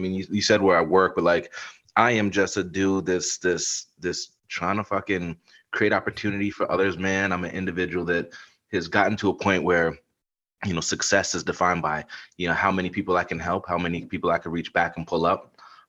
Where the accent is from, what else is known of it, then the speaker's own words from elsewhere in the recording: Baltimore, Maryland, United States; born there; So I was, you know, I kind of moved up and down the East Coast a bit. My dad was an engineer for GE and Duracell for years, man. So like, born in Baltimore, we were in Rale